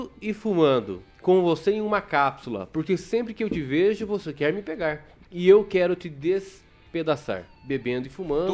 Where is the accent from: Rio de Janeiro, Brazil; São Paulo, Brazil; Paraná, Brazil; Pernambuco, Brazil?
Paraná, Brazil; southwest; eu sou da região sudoeste do Paraná